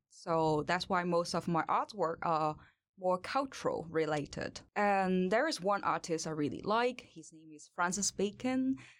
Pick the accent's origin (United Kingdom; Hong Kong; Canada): Hong Kong; English is a second language; moved away as an adult; now in Sweden; I born and raised in Hong Kong, and I come to Sweden in twenty eighteen